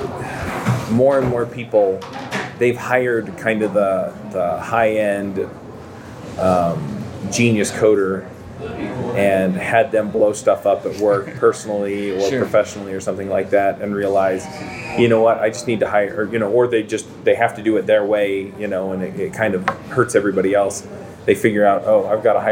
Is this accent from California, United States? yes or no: no; Utah Valley, United States; born or raised there